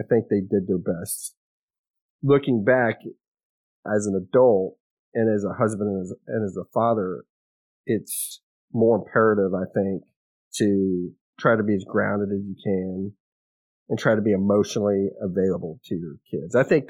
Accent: Kerrville, Texas, United States; also born or lived in Alabama / Louisiana; So I was born in Kerrville. That was the closest hospital. Moved, I guess, as a little kid, you know, I don't remember this, but moved around between Alabama and Louisiana and then back to Texas.

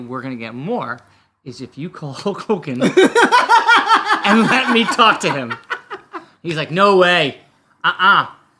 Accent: Bergen County, New Jersey, United States; moved away as an adult; now in Los Angeles, United States; New Jersey, where I'm from

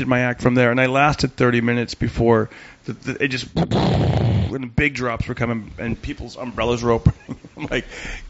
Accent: Fresno, California, United States; So it's like in Fresno. I grew up in Fresno.

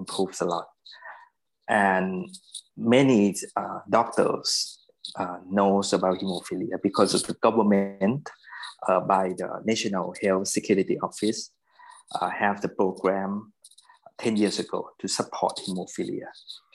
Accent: Bangkok, Thailand; also born or lived in United States; I kind of lucky that I was born in Bangkok.

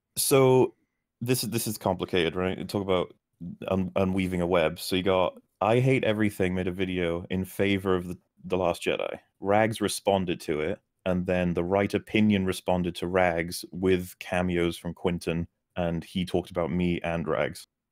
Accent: Wales, United Kingdom; accent: Wales

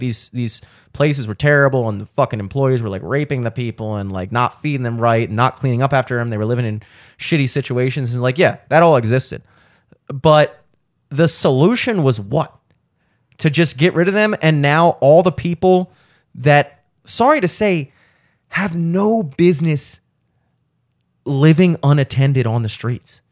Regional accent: Baltimore, Maryland, United States; growing up in Baltimore with the Orioles

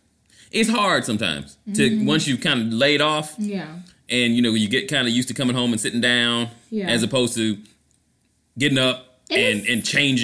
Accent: Orlando, Florida, United States; I'm running in Orlando, Florida, my hometown.

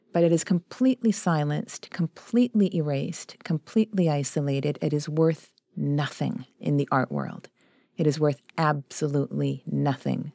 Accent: Vancouver, British Columbia, Canada; also born or lived in Chile; we were one of the poorest demographics in Vancouver when we first arrived there

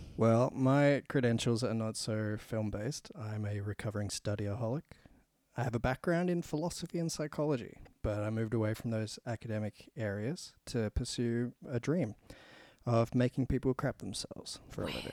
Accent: Australia; we're Australian

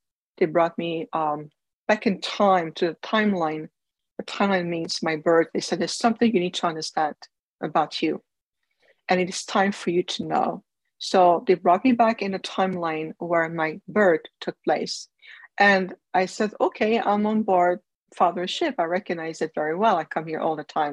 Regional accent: Canada; I was born in Canada

